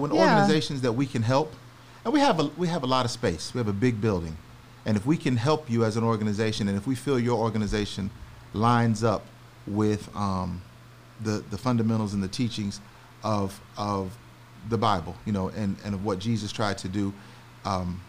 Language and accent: English; Alabama and Florida, the South, United States; moved away as an adult; also born or lived in North Carolina / Birmingham, Alabama / Jacksonville, Florida / Hampton, Virginia; now in Georgia, United States; I grew up in Birmingham, Alabama, and Jacksonville, Florida